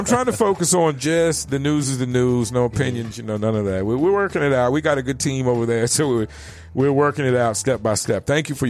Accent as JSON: {"language": "English", "region": "East Coast", "country": "United States", "said": "I came from the East Coast where weed only came in a couple of forms."}